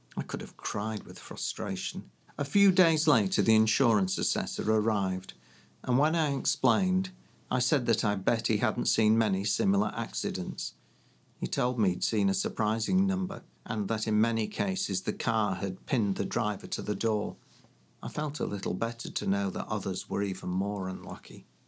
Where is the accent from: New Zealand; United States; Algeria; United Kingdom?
United Kingdom; Leeds, Yorkshire and the Humber; moved away as an adult; also born or lived in London; growing up in Leeds